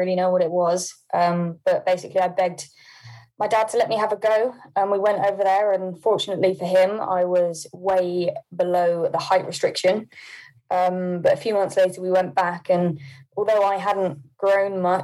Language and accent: English; Poole, South West England, United Kingdom; also born or lived in Hampshire; now in Milton Keynes, United Kingdom; So I was born in Poole. I then did live in Hampshire for a while, near Headley, but I've not been there for maybe 4 or 5 years now.